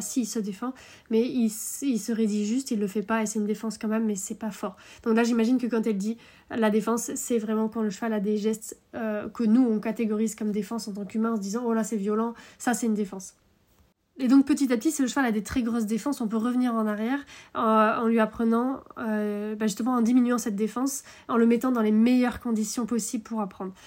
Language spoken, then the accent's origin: French; Brittany, France; nous on est des Bretons. Hein, avec Utah, on est Bretons